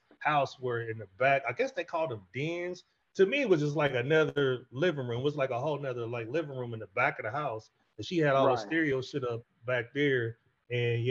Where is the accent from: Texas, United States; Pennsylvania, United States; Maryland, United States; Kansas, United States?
Kansas, United States; we're from Kansas